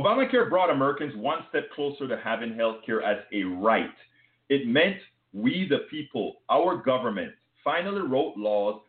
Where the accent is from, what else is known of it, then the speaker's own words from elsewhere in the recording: Panama; accent: foreign; now in United States; When I came to the States from Panama